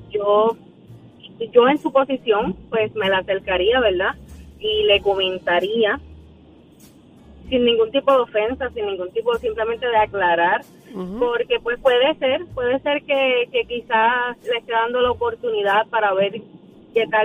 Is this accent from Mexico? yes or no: no; Bayamón, Puerto Rico; Yo soy de Bayamón Sur, cerquita de donde estaba diciendo.